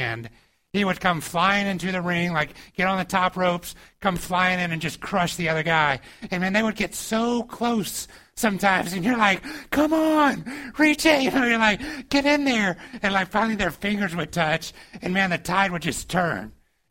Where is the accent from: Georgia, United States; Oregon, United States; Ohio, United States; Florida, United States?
Georgia, United States; moved away; I grew up in the South and in Georgia